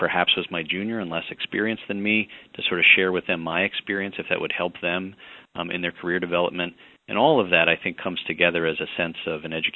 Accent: Midwest, United States; also born or lived in Mid-Atlantic; now in Chicago, United States; I'm a Midwesterner and sort of grew up, and so after heading to the Middle Atlantic for some of my undergraduate training, came back

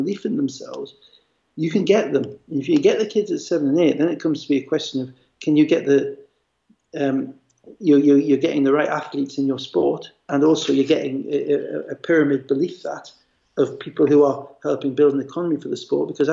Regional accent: Gateshead, North East England, United Kingdom; also born or lived in United States; a boys club that I used to play for football for in Gateshead

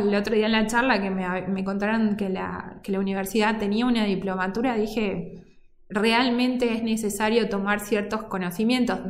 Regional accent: Córdoba, Argentina; now in Salta, Argentina; yo soy cordobesa, vivo en Salta de del 2006, pero yo digo cordobesa de nacimiento, pero salteña

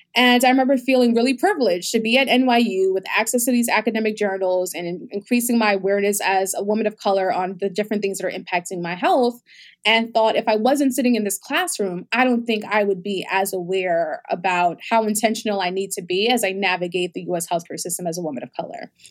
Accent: New York City, New York, United States; also born or lived in Bahamas; I was actually born in the Bahamas, um, my, my mom moved to the United States and with me when I was eight months old, so I grew up in New York in the Bronx

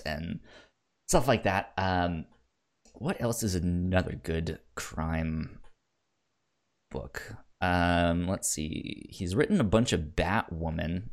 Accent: Virginia, United States; where I grew up in Virginia

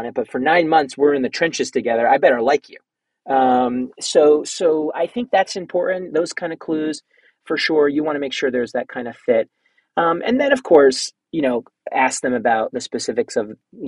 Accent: New Jersey, United States; now in New York, United States; I'm from New Jersey. I live in New York. I lived in New York for 20 years

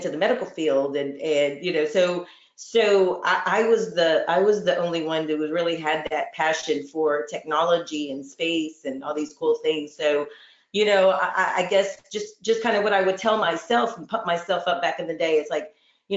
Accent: Houston, Texas, United States; grew up in the Houston Galveston area

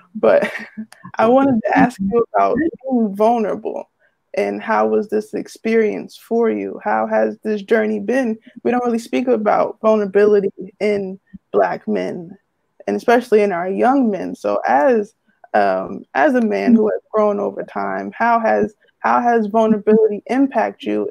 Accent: Irvington, New Jersey, United States; I'm from Irvington, New Jersey

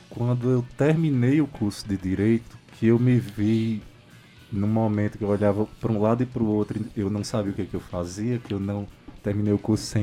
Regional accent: Pombal, Paraíba, Brazil; Eu sou da cidade de Pombal, que fica no Alto Sertão da Paraíba, ali perto de Patos, Aparecida, Souza.

